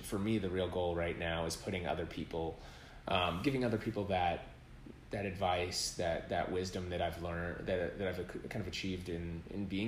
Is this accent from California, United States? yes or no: no; Minneapolis, Minnesota, United States; now in Los Angeles, United States; I grew up in Minneapolis and being